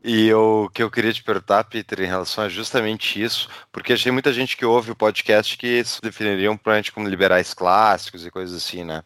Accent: Porto Alegre, Rio Grande do Sul, Brazil; eu sou de Porto Alegre

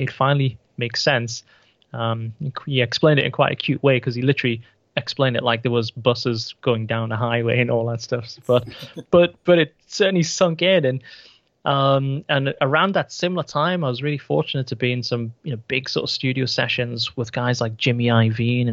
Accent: United Kingdom; here in the UK

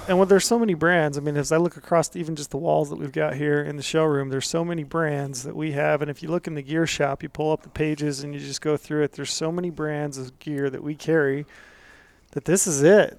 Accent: Antimony, Utah, United States; I grew up in Antimony, which is out in the middle of nowhere, back in the day in southern Utah

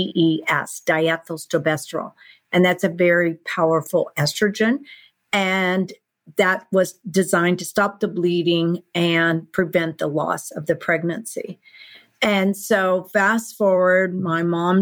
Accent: Texas, United States; I grew up in Texas

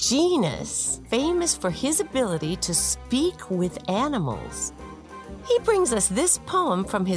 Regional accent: Texas, United States; now in Houston, United States; When I was a kid growing up in Texas, we had a golden retriever named Thurston.

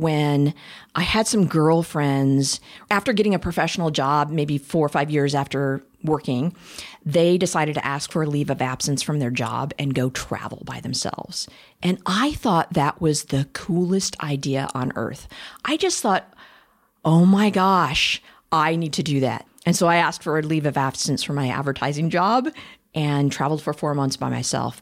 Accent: Champaign, Illinois, United States; moved away; also born or lived in Des Moines, Iowa; I grew up in Champaign, Illinois, and Des Moines, Iowa. So I was a Midwestern flatlander

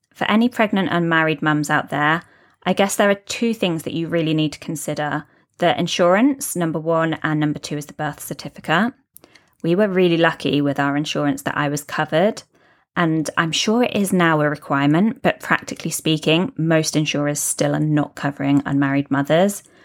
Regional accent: United Kingdom; now in Dubai, United Arab Emirates

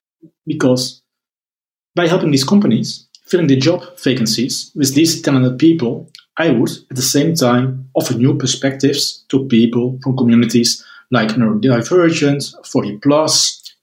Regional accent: Netherlands; I'm from the Netherlands

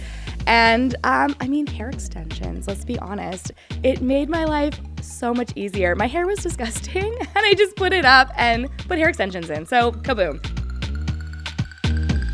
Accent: Winnipeg, Manitoba, Canada; I am from Winnipeg, Manitoba

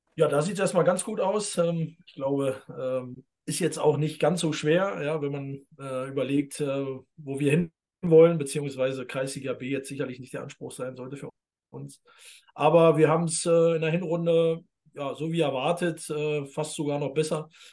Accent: East Germany, Germany; ich als Ossi darf das sagen

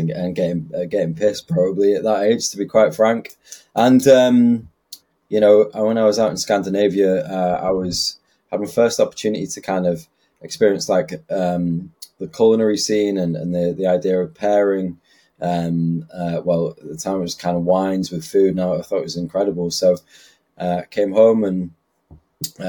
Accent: Bradford, Yorkshire and the Humber, United Kingdom; also born or lived in Manchester / Leicester; been living in Bradford. Well, I moved from Manchester when I was about six, so, you know, for the past 12 years

